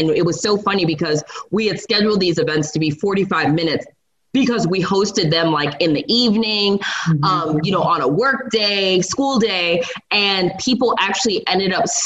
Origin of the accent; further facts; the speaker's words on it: New York City, New York, United States; moved away; I am from New York, so I lived in New York City for a very long time